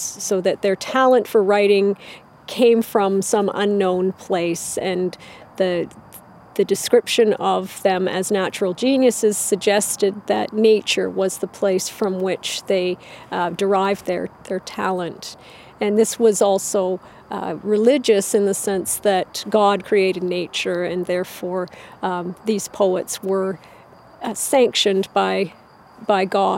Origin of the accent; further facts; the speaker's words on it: Canada; also born or lived in Southern Ontario; I'm from Canada. I live in Southern Ontario